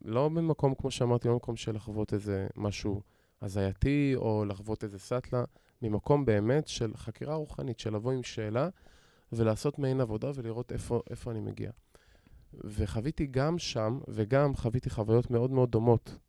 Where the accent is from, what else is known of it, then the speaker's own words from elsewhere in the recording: Modi'in, Central District, Israel; גדלתי במציאות, רגילה בעיר מודיעין